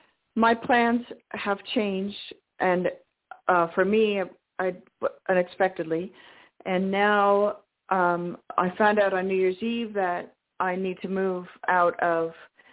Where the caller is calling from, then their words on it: Washington, United States; from Washington State.